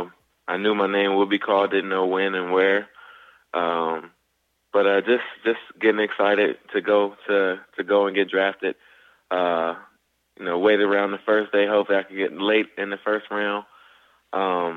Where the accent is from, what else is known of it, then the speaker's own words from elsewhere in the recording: California, United States; moved away as an adult; also born or lived in Buffalo; I grew up in California